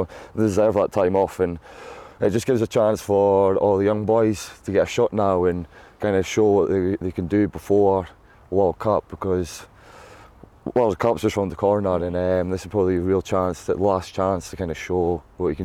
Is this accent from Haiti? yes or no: no; Scotland, United Kingdom; As being a Scottish boy, I grew up